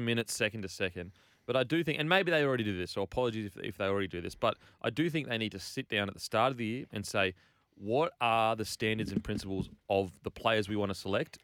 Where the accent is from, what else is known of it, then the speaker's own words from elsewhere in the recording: Queensland, Australia; as a Queenslander